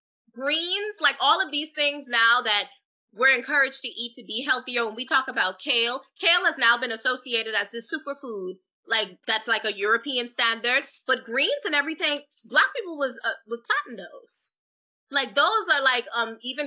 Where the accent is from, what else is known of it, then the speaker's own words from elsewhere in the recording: Freeport, Grand Bahama, Bahamas; moved away as an adult; now in United States; the dance instructor that I had growing up in the Bahamas